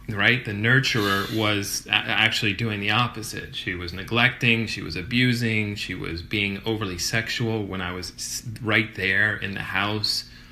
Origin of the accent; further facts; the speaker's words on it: Kenner, Louisiana, United States; a rest stop off Interstate 10 gotcha. in Kenner, Louisiana, where it was like track homes